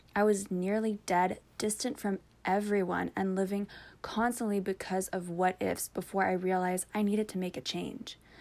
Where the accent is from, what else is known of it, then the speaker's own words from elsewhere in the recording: Canada; I'm also Canadian, and my blood is 90% maple syrup